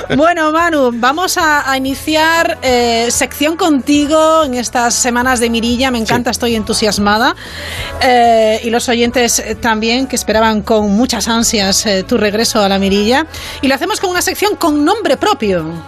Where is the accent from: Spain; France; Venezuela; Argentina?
Spain; nuestro país, eh, España